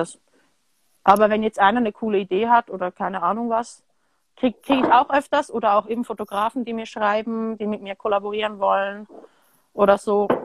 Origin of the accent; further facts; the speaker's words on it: Switzerland; also born or lived in France / United States; haben mich dann hier entsprechend großgezogen. Ich habe aber mhm. auch meine Kindheit teilweise in Frankreich und Amerika verbracht